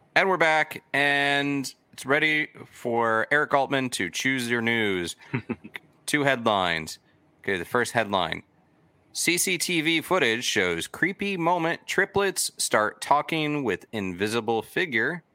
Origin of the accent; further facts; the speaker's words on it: Florida, United States; growing up in Florida